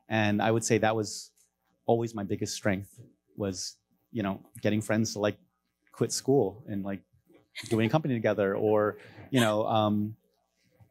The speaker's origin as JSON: {"language": "English", "region": "Maryland", "country": "United States", "tie": "born or raised there", "also_born_or_lived": "Los Angeles, California / California / China / Hong Kong", "moved": "as an adult", "lives_now": "Bay Area, United States", "said": "I moved over to Maryland when I was five, grew up there"}